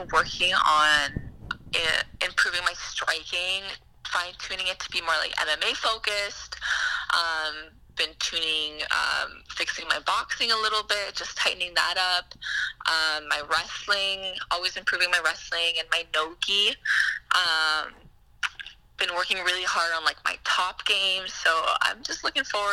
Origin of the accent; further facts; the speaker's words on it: Ottawa, Ontario, Canada; I'm from Ottawa, and I have family from Montreal and that whole surrounding area.